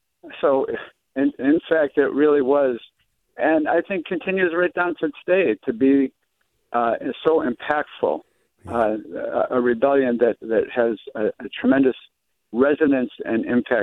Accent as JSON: {"language": "English", "town": "Rochester", "region": "New York", "country": "United States", "moved": "yes", "lives_now": "San Francisco, United States", "said": "I live in San Francisco now, but I'm from Rochester."}